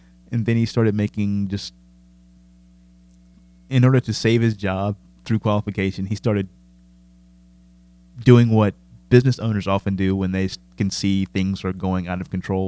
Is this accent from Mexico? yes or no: no; United Kingdom; I'm British. I like studying failure because that's just more interesting.